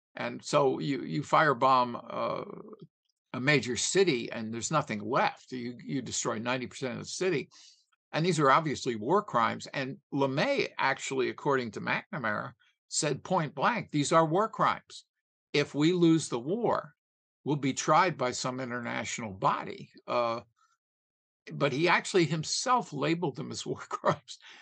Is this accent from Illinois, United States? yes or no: no; Philadelphia, Pennsylvania, United States; I was from Philadelphia